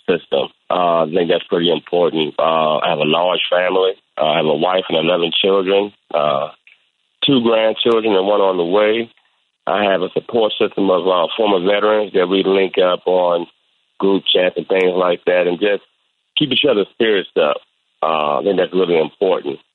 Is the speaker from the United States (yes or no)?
yes; Washington, District of Columbia, United States; moved away as an adult; I grew up in Washington, D.C.